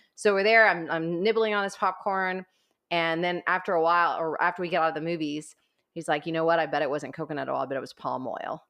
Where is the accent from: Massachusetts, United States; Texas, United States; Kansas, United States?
Texas, United States; Corpus Christi; also born or lived in College Station, Texas